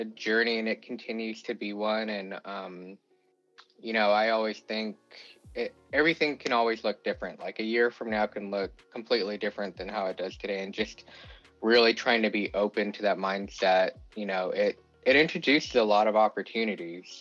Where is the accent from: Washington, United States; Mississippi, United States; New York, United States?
Washington, United States; Seattle; moved away as an adult; also born or lived in Tennessee; now in Hawaii, United States; growing up in Seattle and really just only knowing that place to be home